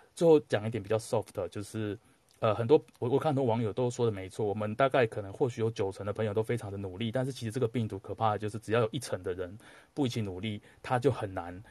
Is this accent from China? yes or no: no; Taiwan; moved away; 唯一两个都是来自台湾的哈， 我是来自台湾人， 它是来来自台湾的九层塔